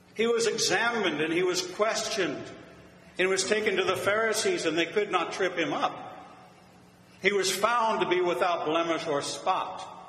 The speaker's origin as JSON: {"language": "English", "town": "Pittsburgh", "region": "Pennsylvania", "country": "United States", "tie": "born or raised there", "said": "growing up in Pittsburgh"}